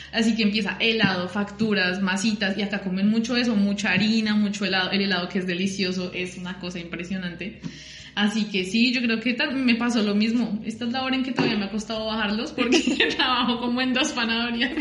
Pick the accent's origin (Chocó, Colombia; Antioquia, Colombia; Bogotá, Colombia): Bogotá, Colombia; moved away as an adult; now in La Plata, Argentina; soy de Bogotá